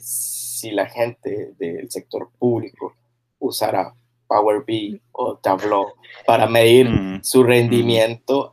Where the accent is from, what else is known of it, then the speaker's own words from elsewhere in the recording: Carrillo, Guanacaste, Costa Rica; moved away as an adult; also born or lived in Sabanilla / Heredia / Liberia; yo siendo de Carrillo, yéndome a, primero a, a, Sabana, a, perdón, a Sabanilla, y luego a Heredia